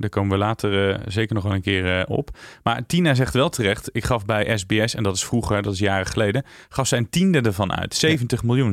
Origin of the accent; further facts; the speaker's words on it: Tiel, Gelderland, Netherlands; Dus ik kom uit de Betuwe